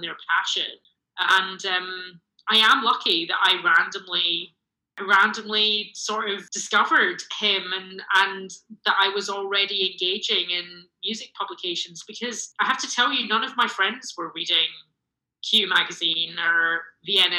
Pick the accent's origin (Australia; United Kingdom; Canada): United Kingdom; Glasgow, Scotland; moved away as an adult; also born or lived in London; now in Los Angeles, United States; I grew up in Glasgow